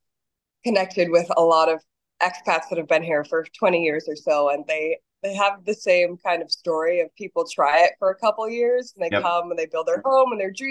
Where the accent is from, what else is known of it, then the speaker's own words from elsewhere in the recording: United States; moved away as an adult; now in Costa Rica; I'm from the States